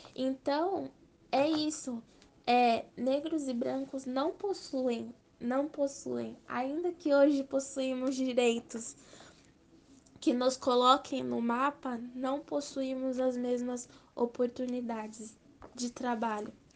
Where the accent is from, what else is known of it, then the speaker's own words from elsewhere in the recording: Brazil; also born or lived in São Paulo; eu sou brasileira